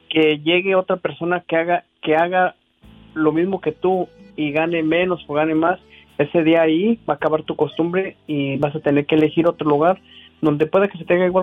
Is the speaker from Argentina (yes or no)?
no; Guanajuato, Mexico; soy originario de Guanajuato, Diva.